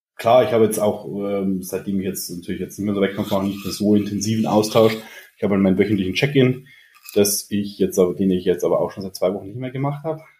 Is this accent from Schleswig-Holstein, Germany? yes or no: no; Regensburg, Bavaria, Germany; ich komme aus Regensburg, bin 32 Jahre alt